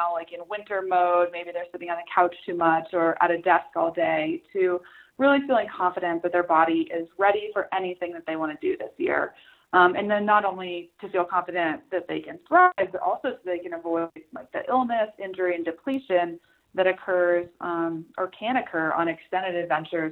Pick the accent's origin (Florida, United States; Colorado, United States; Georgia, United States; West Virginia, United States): Colorado, United States; Salida; I am from Salida, Colorado